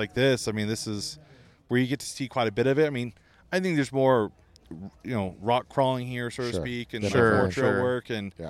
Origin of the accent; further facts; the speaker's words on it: Malibu, California, United States; I grew up in Malibu, right?